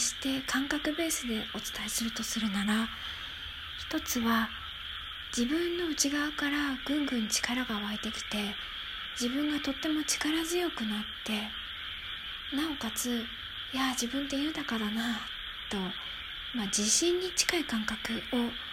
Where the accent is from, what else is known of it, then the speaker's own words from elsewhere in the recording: Tokyo, Japan; moved away; 私は東京育ちなんですが今は何にもない田舎に住んでいます